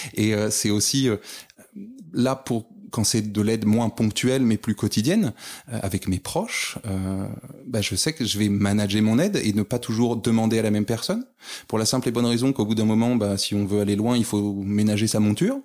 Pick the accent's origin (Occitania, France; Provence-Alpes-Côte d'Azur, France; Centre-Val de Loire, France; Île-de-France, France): Île-de-France, France; Paris; moved away as an adult; now in Lille, France; originaire initialement de Paris, mais monté sur, euh, sur l'île il y a maintenant quelques années